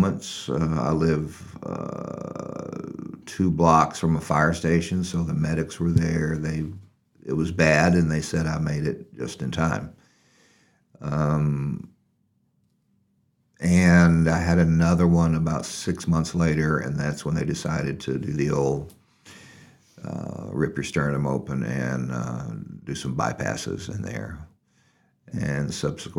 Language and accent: English; North Little Rock, Arkansas, United States; I was born in Little Rock and moved to North Little Rock, which is right across a very large river, when I was 4 years old, and has been there ever since